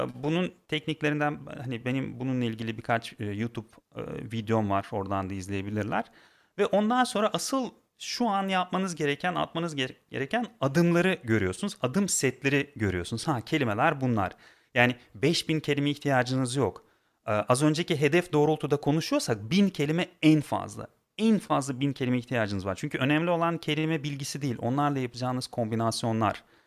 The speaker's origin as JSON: {"language": "Turkish", "country": "Turkmenistan", "tie": "born or raised there", "moved": "as an adult", "lives_now": "Turkey", "said": "Ben aslen Türkmenistanlıyım. Türkiye'ye sanırım 12 sene önce geldim."}